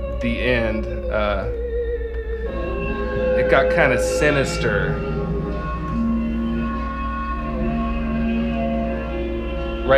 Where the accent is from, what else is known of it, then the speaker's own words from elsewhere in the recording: Lancaster, California, United States; I grew up in Lancaster, California, in the Mojave Desert